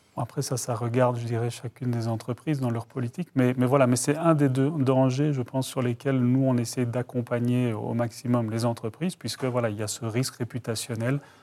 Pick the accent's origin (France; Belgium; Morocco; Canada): Belgium; Brussels, Brussels-Capital Region; moved away; je suis originaire de Bruxelles